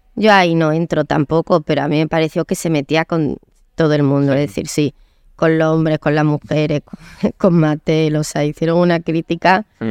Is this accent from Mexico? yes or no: no; Córdoba, Andalusia, Spain; moved away; also born or lived in London / Madrid; yo nací en Córdoba, una niña muy feliz